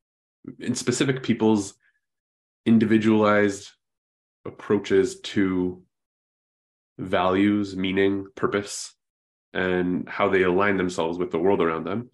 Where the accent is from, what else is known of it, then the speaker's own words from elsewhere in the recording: Vancouver, British Columbia, Canada; now in Ontario, Canada; I was born and raised in Vancouver, Canada, which is on the opposite end of the country.